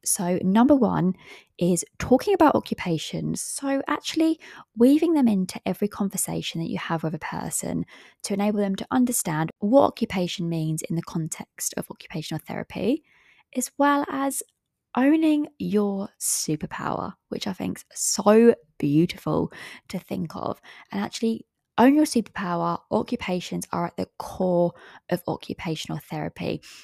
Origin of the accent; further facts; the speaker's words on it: England, United Kingdom; I am from England